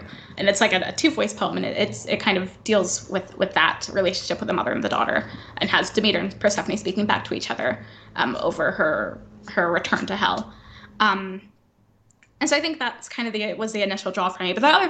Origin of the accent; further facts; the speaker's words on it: the Bible Belt, United States; I grew up in the Bible Belt, that kind of thing as being quite taboo.